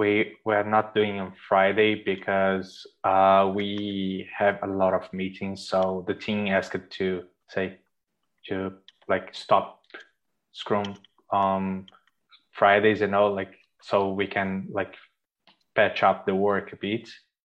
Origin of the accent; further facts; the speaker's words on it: Brazil; English is a second language; moved away as an adult; now in Ireland; So yeah, I came from Brazil to Ireland after graduation. I used to work there before. So I came in 2012